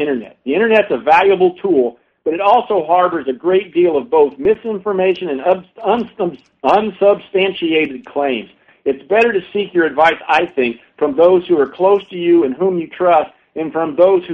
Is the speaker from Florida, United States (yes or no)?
yes; St. Petersburg, Florida, United States; moved away; I was born in St. Petersburg, met my wife and married her there